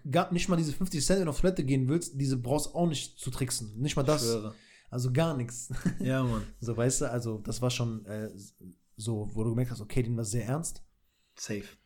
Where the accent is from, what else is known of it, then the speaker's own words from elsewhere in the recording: Kosovo; moved away; war ich in meiner Heimat in Kosovo